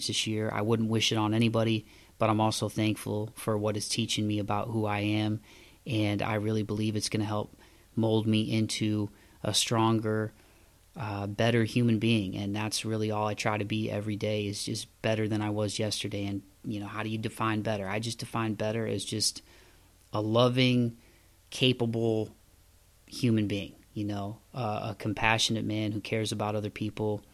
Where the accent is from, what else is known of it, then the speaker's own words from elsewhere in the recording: Midwest, United States; moved away as an adult; also born or lived in the South; now in Southern United States; I grew up in the Midwest